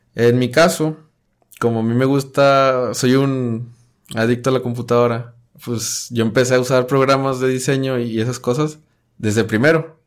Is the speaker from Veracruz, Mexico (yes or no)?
no; Monclova, Coahuila, Mexico; moved away as an adult; now in Monterrey, Mexico; Soy de Monclova, Coahuila.